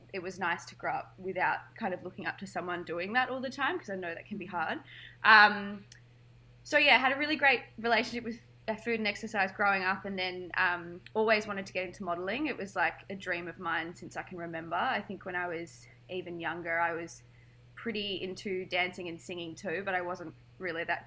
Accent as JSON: {"language": "English", "town": "Melbourne", "region": "Victoria", "country": "Australia", "tie": "born or raised there", "said": "So I grew up here in Melbourne, went to high school."}